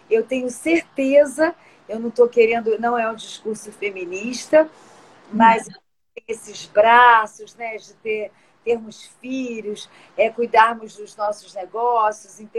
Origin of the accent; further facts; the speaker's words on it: São Paulo, Brazil; porque eu sou de São Paulo, que nem eu te falei.